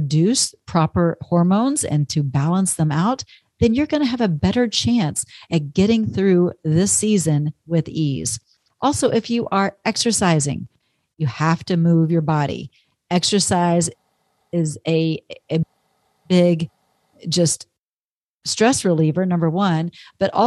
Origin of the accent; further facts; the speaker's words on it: Texas, United States; moved away; I grew up in Texas all those years